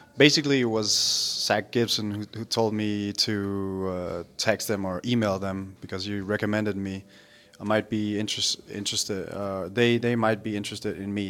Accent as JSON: {"language": "English", "country": "Denmark", "tie": "born or raised there", "moved": "yes", "said": "I grew up and I lived in Denmark"}